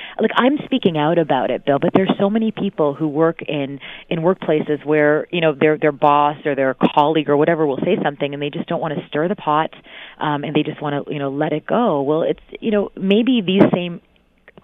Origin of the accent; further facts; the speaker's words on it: Mississauga, Ontario, Canada; I remember the first time I was called a Paki in Mississauga, and Mississauga was very different then. It wasn't as multicultural. Now half the residents come from somewhere else, but it certainly wasn't like this when I grew up